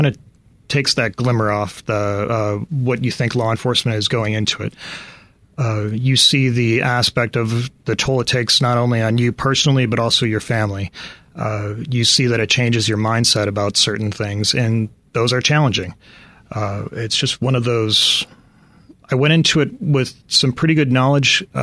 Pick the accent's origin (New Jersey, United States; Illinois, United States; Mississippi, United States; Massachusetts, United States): Illinois, United States; Chicago; moved away as an adult; I lived in Chicago for the first 25 years of my life